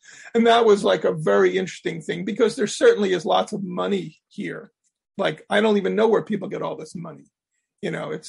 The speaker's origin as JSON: {"language": "English", "town": "Abington", "region": "Pennsylvania", "country": "United States", "tie": "born or raised there", "said": "I grew up in Abington."}